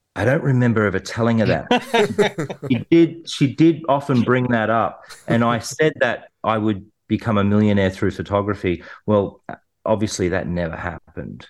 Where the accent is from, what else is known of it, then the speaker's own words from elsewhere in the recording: New South Wales, Australia; where I grew up in the Western suburbs.